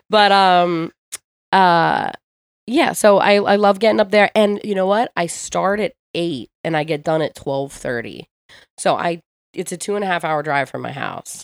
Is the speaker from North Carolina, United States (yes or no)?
no; Ocean City, New Jersey, United States; also born or lived in Philadelphia; I grew up in Ocean City